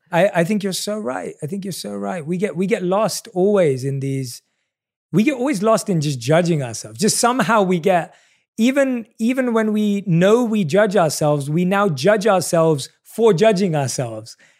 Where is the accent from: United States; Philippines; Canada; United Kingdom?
United Kingdom; London; I obviously was born and raised in London